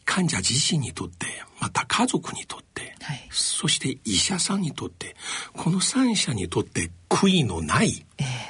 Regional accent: China; now in Japan; 私の出身地である中国

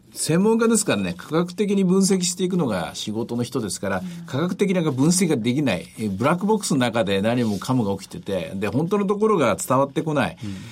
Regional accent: Osaka, Japan; 地元大阪なんでね

